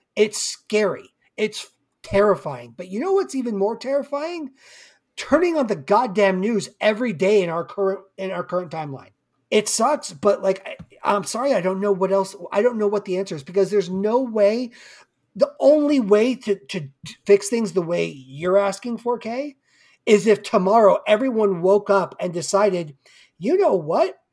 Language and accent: English; Simi Valley, California, United States; my hometown of Simi